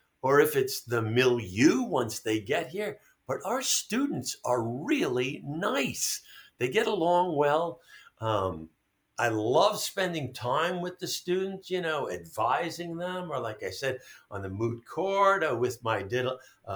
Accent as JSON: {"language": "English", "town": "New York City", "region": "New York", "country": "United States", "tie": "born or raised there", "moved": "yes", "lives_now": "Albany, United States", "said": "I grew up in New York City, in Brooklyn, and then in Queens"}